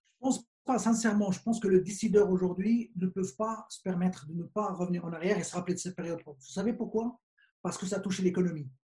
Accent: Morocco; on est juste des Marocains

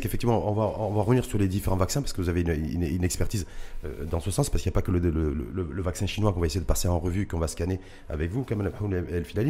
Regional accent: Morocco; chez nous au Maroc

